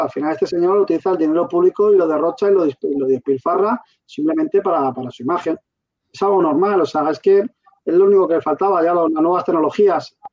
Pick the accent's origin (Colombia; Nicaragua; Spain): Spain; Valencian Community; la Valenciana, que somos la región de Europa con más sanitarios contagiados